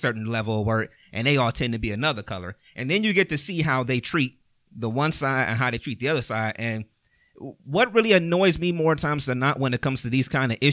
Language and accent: English; East Cleveland, Ohio, United States; I'm from East Cleveland